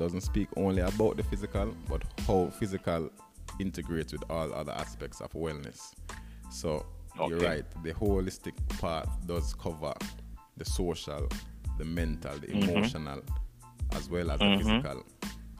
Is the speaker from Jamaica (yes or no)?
yes; Jamaica; growing up in Jamaica